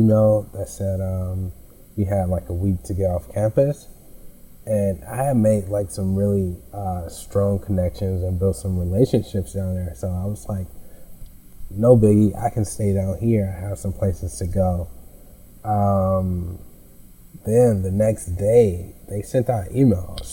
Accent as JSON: {"language": "English", "town": "Chicago", "region": "Illinois", "country": "United States", "tie": "born or raised there", "also_born_or_lived": "Fisk University, Nashville, Tennessee", "moved": "as an adult", "said": "I am from the South Side, but I went to high school on the West Side"}